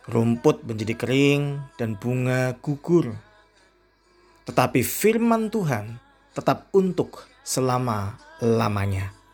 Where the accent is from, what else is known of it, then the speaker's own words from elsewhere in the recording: Indonesia; saya berasal dari Indonesia.